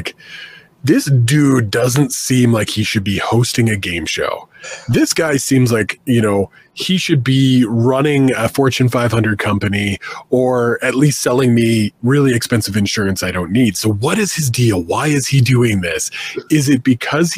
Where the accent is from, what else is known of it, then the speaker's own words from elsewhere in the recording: Canada; being Canadian always made it tough.